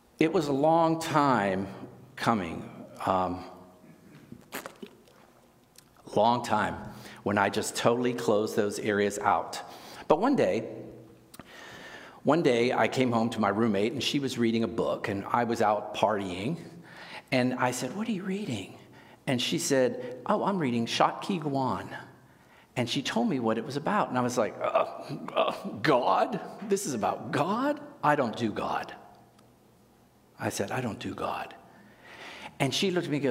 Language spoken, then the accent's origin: English; Pittsburgh, Pennsylvania, United States; I grew up in Pittsburgh